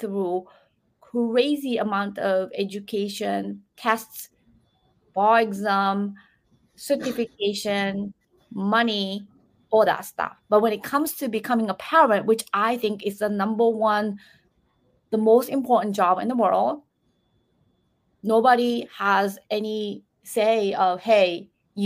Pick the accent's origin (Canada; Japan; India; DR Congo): Japan; moved away; I was raised in Japan